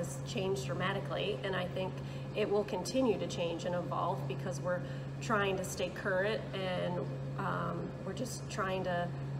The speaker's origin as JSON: {"language": "English", "town": "Holland", "region": "Michigan", "country": "United States", "tie": "born or raised there", "lives_now": "Manistee, United States", "said": "My husband and I grew up in Holland"}